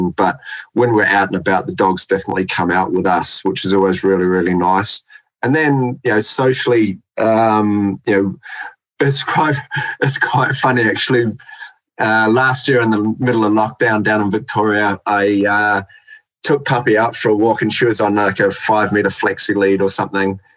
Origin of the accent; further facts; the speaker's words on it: New Zealand; now in Australia; I'm from New Zealand, mate.